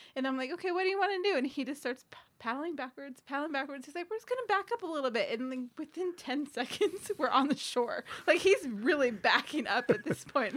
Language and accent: English; Hemet, California, United States; I grew up in Hemet in the Diamond Valley area